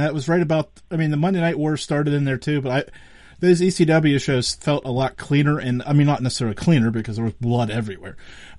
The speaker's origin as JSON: {"language": "English", "region": "Western Pennsylvania", "country": "United States", "said": "I'm from Western Pennsylvania."}